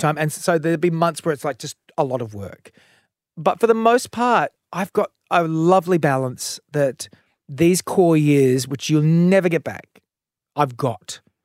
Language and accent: English; Adelaide, South Australia, Australia; in the eighties and seventies growing up in Adelaide